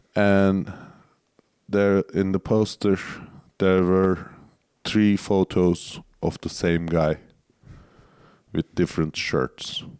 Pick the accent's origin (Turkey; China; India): Turkey